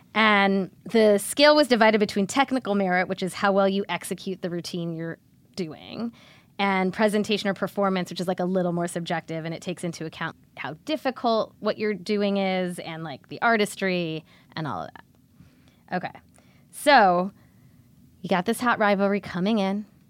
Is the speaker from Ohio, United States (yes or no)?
yes; Cleveland, Ohio, United States; I'm from Cleveland.